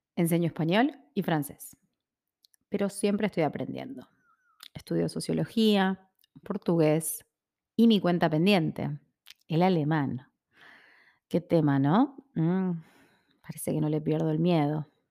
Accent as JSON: {"language": "Spanish", "region": "Buenos Aires", "country": "Argentina", "tie": "born or raised there", "said": "Soy argentina, soy porteña. O sea que nací y me crié en Buenos Aires, en el barrio de Palermo."}